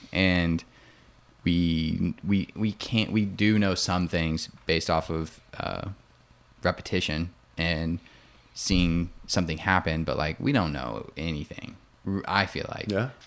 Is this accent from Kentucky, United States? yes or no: no; Indiana, United States; now in Austin, United States; I'm from Indiana